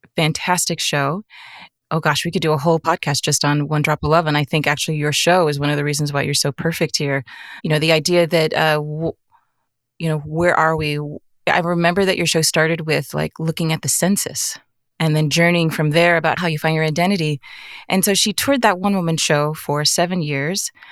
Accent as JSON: {"language": "English", "region": "Arizona", "country": "United States", "tie": "born or raised there", "said": "I grew up in Arizona"}